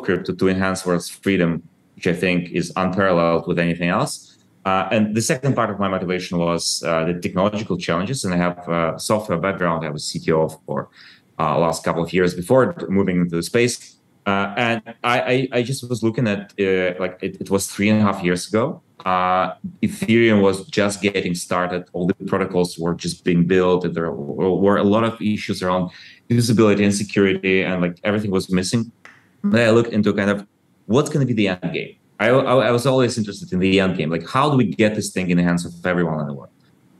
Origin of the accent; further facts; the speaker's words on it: Ukraine; You might know that I was born in Soviet Ukraine and I grew up kind of like after the collapse of Soviet Union.